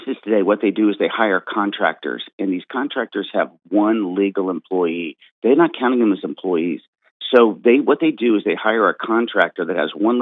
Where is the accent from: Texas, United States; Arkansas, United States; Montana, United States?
Texas, United States; I'm from Texas